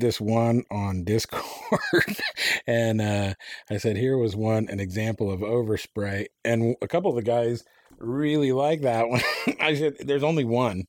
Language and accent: English; Enid, Oklahoma, United States; I lived at my hometown, shout out, had, uh, Vance Air Force Base